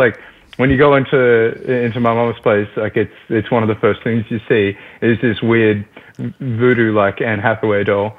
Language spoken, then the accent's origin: English; Australia; accent: Australian; It's good to be back in Australia. One of the things that was really nice is I kind of used my natural accent.